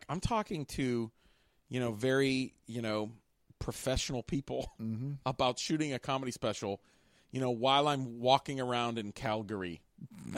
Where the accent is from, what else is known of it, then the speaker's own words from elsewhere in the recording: Homestead, Pennsylvania, United States; I grew up in Homestead